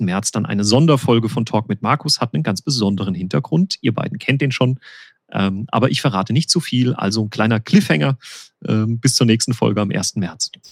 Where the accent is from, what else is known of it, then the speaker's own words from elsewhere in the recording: Winterbach, Rhineland-Palatinate, Germany; da, wo ich lebe, äh, meine Heimatgemeinde, die Ortsgemeinde Winterbach, ist eben eine solche Sohnwaldgemeinde